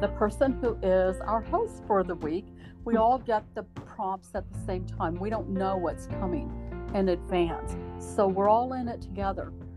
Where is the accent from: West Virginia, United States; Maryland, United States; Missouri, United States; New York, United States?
Missouri, United States; Southwest; now in Idaho, United States; growing up in Southwest Missouri and being a Missouri hillbilly